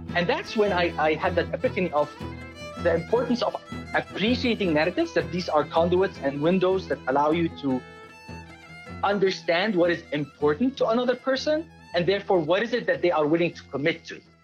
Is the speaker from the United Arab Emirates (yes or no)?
yes; Dubai, United Arab Emirates; moved away; I was born in Dubai in 1974 to a Palestinian father and an Italian mother